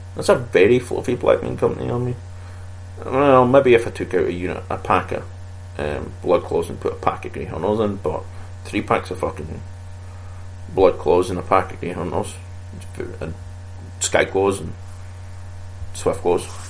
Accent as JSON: {"language": "English", "region": "Scotland", "country": "United Kingdom", "said": "I come from Scotland"}